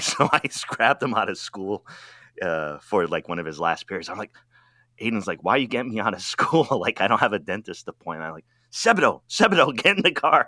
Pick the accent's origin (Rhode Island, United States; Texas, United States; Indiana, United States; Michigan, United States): Rhode Island, United States; moved away; also born or lived in Washington D.C. / Wisconsin / Oregon; I'm from Rhode Island.